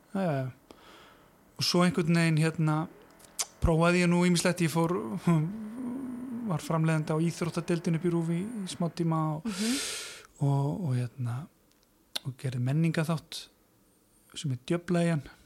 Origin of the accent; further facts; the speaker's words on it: Mosfellsbær, Capital Region, Iceland; ég sérst alveg upp í Moselsbænum